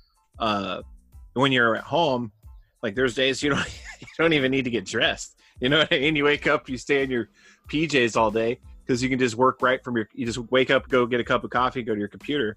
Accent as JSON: {"language": "English", "region": "Arizona", "country": "United States", "moved": "yes", "said": "I'm from Arizona"}